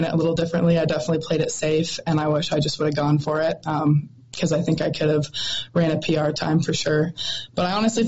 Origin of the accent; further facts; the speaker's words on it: Montana, United States; I love the state of Montana and all my friends and family I have here. And love getting to rep my home state